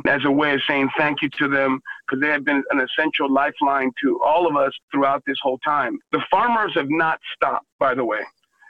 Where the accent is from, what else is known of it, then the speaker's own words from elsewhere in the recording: Texas, United States; I'm also a Texan